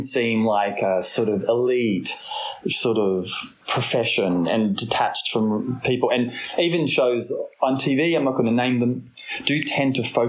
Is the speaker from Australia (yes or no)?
yes; Royal National Park, New South Wales, Australia; I grew up on the Roy National Park.